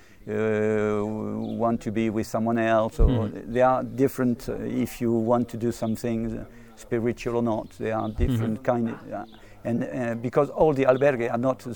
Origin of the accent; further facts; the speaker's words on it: Toulouse, Occitania, France; English is a second language; I am part of an association who is in my town, my hometown, which is Toulouse.